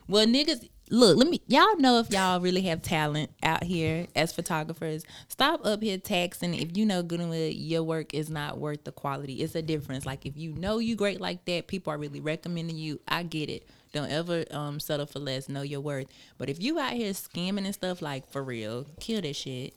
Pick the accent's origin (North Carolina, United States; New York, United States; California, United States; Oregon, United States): North Carolina, United States; Charlotte; also born or lived in Wilson, North Carolina; now in Atlanta, United States; I am from West Side of Charlotte